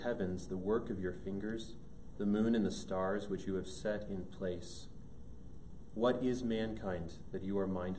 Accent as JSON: {"language": "English", "town": "Thornton", "region": "Colorado", "country": "United States", "tie": "born or raised there", "said": "I grew up in Denver, up in Thornton, so not too far away, born and raised"}